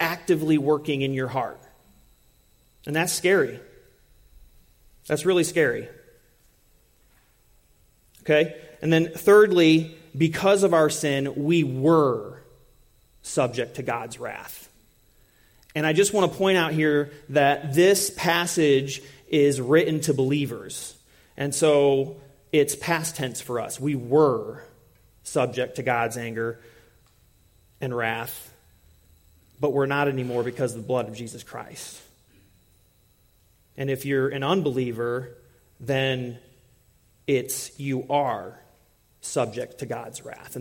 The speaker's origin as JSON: {"language": "English", "country": "United States", "said": "being from a different culture and being the American"}